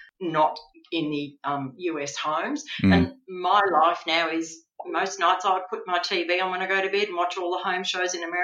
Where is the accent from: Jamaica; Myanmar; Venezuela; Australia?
Australia; being Australian